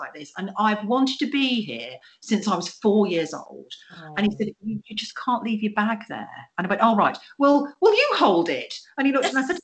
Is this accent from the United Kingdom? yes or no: yes; England, United Kingdom; I'm from England and we're little